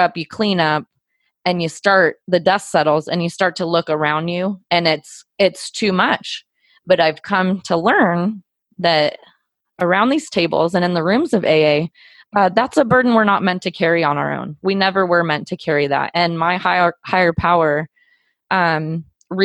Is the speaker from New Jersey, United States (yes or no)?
no; Southern California, United States; now in Joplin, United States; I grew up in Southern California